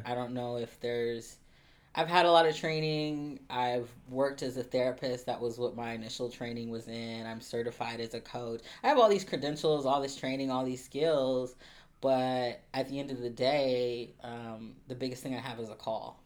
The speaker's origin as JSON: {"language": "English", "town": "Columbus", "region": "Ohio", "country": "United States", "said": "I'm originally from Columbus, Ohio. I'm a, a Midwesterner through and through"}